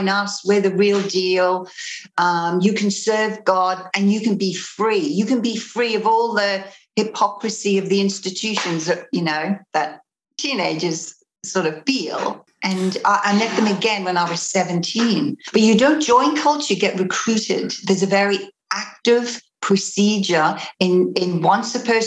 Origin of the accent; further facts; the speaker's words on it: Australia; also born or lived in Liverpool, United Kingdom; I'm originally from the UK. I'm from Liverpool. I came to Australia when I was 7. And when I was 15, this cult came to my school.